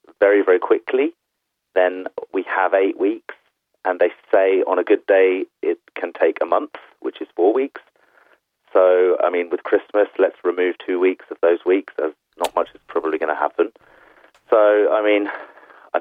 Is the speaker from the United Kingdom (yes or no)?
yes; United Kingdom; moved away as an adult; now in Denmark; as a British person, as a Remainer